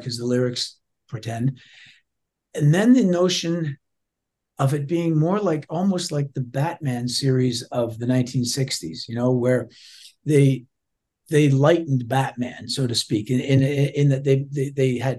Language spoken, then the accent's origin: English; Toronto, Ontario, Canada; I'm just a guy from Toronto